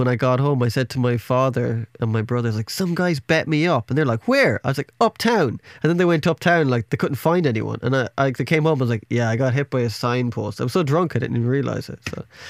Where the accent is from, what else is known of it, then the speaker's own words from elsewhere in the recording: Ireland; Because, you know, I'm from Ireland and we're always in cold and we're inside and we're singing songs about being depressed and stuff like that.